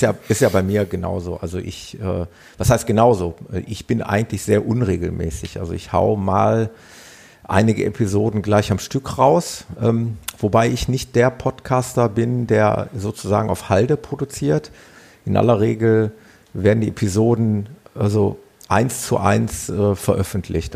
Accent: Ruhr area, North Rhine-Westphalia, Germany; accent: Ruhrpott; ob man mir das so anhört, dieses Ruhrpottlern

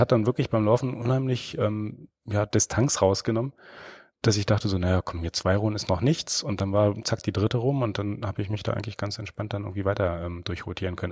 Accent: Germany; now in Baden-Württemberg, Germany; ich komme aus dem klassischen mm, Niemandsland so in der Mitte, ja. ich sag mal so, so irgendwo dazwischen Berlin und Hannover

